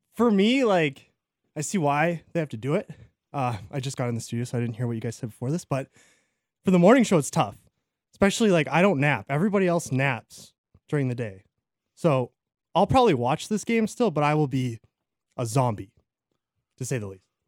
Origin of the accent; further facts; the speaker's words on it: Canada; as a Canadian